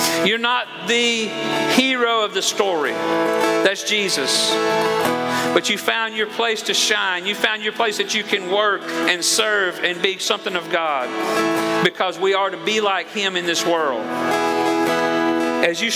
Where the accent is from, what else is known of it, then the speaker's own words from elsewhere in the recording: Georgia, United States; moved away; I'm from Georgia